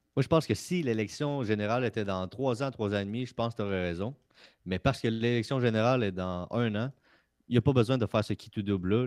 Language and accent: French; Quebec, Canada; je suis fier d'être Québécois